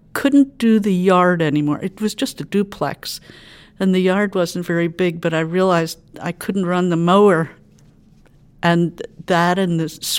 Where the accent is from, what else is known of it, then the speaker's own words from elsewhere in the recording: Chester County, Pennsylvania, United States; moved away as an adult; also born or lived in Lancaster, Pennsylvania / West Coast / Lititz, Pennsylvania; I grew up in Chester County and went to school in Lancaster, and then I worked my way across the country and lived on the West Coast for about 35 years